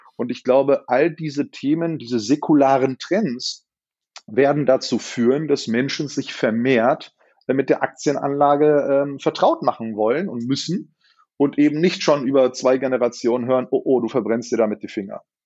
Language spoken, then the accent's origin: German; Berlin, Germany; Das sage ich jetzt als Berliner